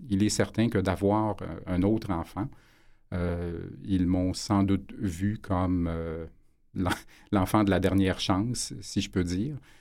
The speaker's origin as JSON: {"language": "French", "town": "Montreal", "region": "Quebec", "country": "Canada", "tie": "born or raised there", "said": "j'étais natif de Montréal"}